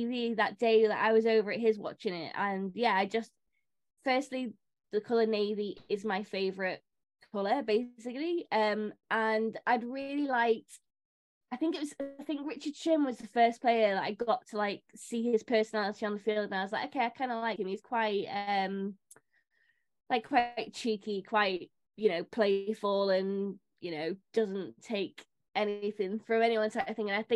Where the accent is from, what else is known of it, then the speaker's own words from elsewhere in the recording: Warrington, North West England, United Kingdom; I'm from a rugby league town, I'm from Warrington